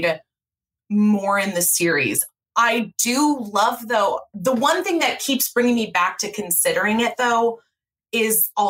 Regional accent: California, United States; moved away as an adult; also born or lived in Chicago / Minneapolis; I'm from California. I lived the first 18 years of, or 22 years, including college, of my life in California.

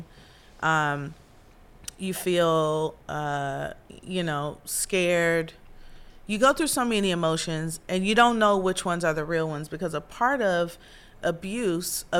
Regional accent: Midwest, United States; moved away; I'm from the Midwest

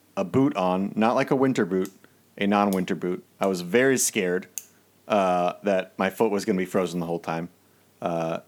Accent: Maryland, United States; I grew up in Maryland.

